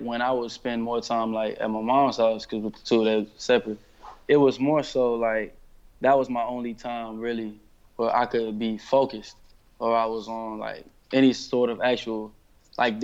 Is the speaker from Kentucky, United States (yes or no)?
no; Detroit, Michigan, United States; I'm from Detroit